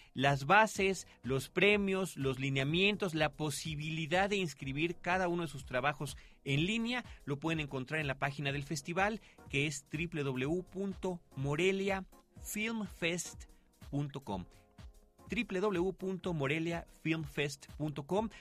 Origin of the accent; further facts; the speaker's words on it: Mexico; aquí en México